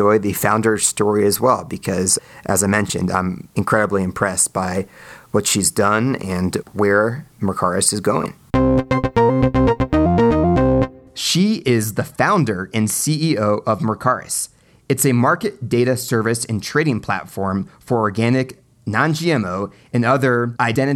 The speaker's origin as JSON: {"language": "English", "town": "Silver Spring", "region": "Maryland", "country": "United States", "tie": "born or raised there", "said": "from my home state of Maryland in Silver Spring, where I was born"}